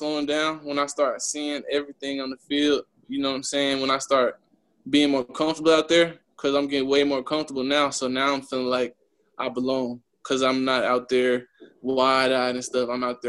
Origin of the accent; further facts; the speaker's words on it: California, United States; also born or lived in Oklahoma; because I'm really from California. That's where I was at first, and then moved to Oklahoma.